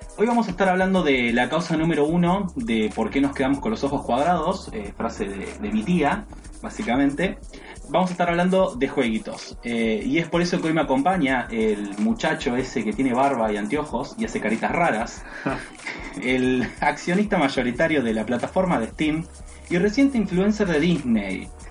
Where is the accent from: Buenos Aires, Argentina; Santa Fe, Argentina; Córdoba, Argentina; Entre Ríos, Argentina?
Buenos Aires, Argentina; yo realmente soy un porteño bastante trucho, porque mi, familia en particular no son de acá, eso quizás no lo sabías, mi viejo es correntino, mi mamá es entrerriana